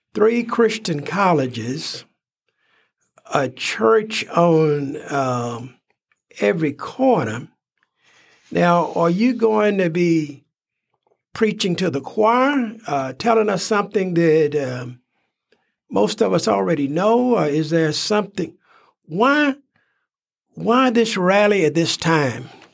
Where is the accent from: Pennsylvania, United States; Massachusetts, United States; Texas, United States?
Texas, United States; I'm from Texas.